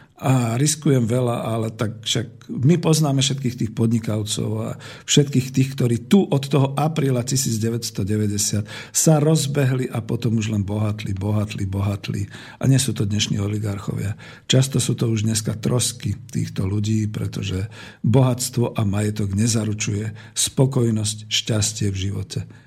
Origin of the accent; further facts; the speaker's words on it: Slovakia; Som Slovák. Mám slovenské korene, bol som a som hrdý na svoju vlast